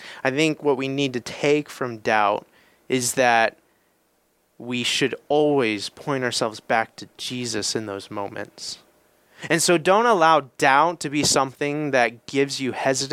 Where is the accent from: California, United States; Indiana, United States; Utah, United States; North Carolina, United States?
Indiana, United States; I'm from Indiana.